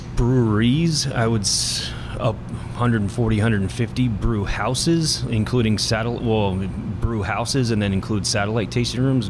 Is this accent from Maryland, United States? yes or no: yes; Bowie, Maryland, United States; moved away as an adult; also born or lived in western United States; I was born and raised here. I grew up in Bowie, so um, this is home to me.